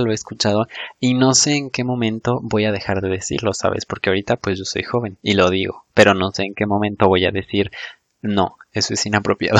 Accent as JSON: {"language": "Spanish", "country": "Mexico"}